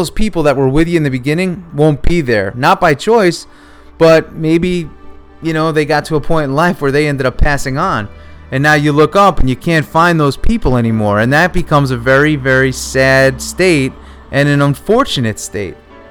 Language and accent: English; New York, United States; growing up in New York, the weather was cold